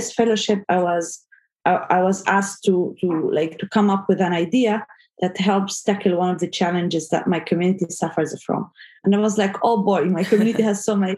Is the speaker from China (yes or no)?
no; Gaza, Gaza Strip, Palestine; moved away as an adult; now in Saudi Arabia; I was born in Gaza and I grew up there